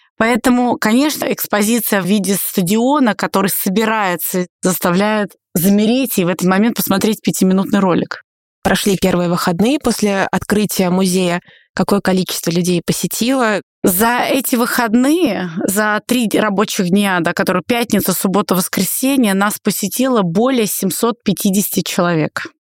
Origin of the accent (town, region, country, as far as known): Russia